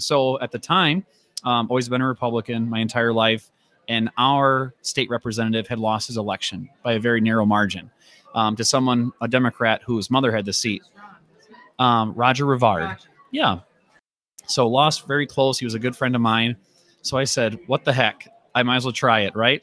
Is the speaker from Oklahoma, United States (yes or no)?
no; Rice Lake, Wisconsin, United States; I'm from Rice Lake